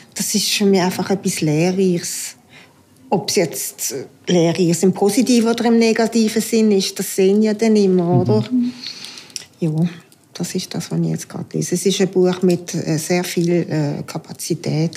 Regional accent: Aargau, Switzerland; now in Basel, Switzerland; bin Aargauerin, lebe in Basel und bin Hausfrau

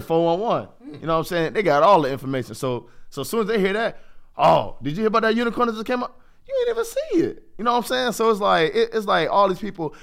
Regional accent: Jacksonville, Florida, United States; moved away as an adult; now in Athens, Ohio, United States; I come from Jacksonville, Florida

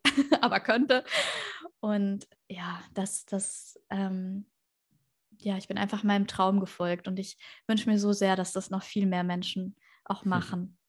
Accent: Würzburg, Bavaria, Germany; moved away as an adult; now in Tenerife, Spain; ich komme ja aus Würzburg ähm, ursprünglich

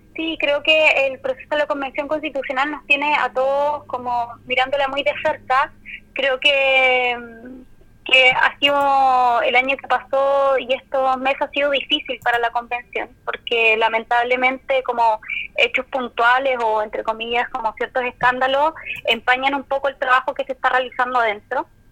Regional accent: Puerto Montt, Los Lagos, Chile; also born or lived in Calbuco; yo soy nací en Calbuco, en la isla de las Aguas Azules. Eh, soy de Puerto Montt, em, actualmente vivo acá.

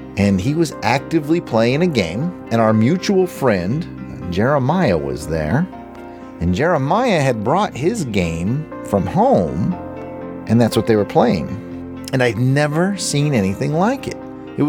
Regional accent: Fulda, Hesse, Germany; we're going back to the time where I grew up in Fulda, Germany.

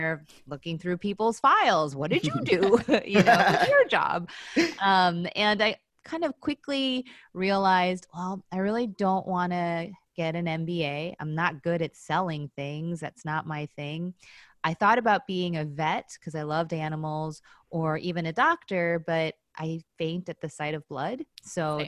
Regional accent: Chicago, Illinois, United States; also born or lived in Skokie, Illinois / Wilmette, Illinois; I grew up in Chicago, um, very, again, not unusual childhood was raised in the suburbs you know i went to school in skokie illinois

